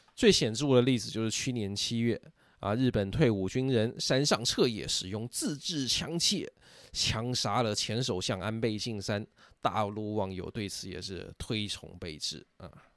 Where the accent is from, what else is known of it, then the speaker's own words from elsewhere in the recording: Taiwan; moved away; also born or lived in mainland China; 我身为台湾人，我小时候没有听过这首歌啊，是许大陆以后才接触到